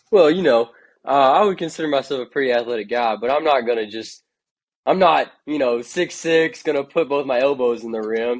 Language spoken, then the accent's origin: English; Kentucky, United States; growing up in Kentucky